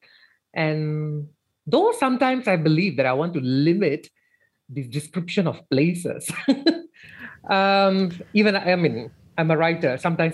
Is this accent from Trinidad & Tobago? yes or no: no; Malaysia; being in Malaysia and being Malaysian, we cannot escape from first and second language transitions